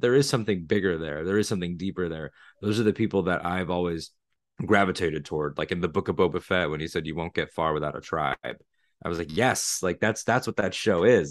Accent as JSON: {"language": "English", "region": "Connecticut", "country": "United States", "moved": "as an adult", "lives_now": "Florida, United States", "said": "I'm from Connecticut originally. I live in Florida now"}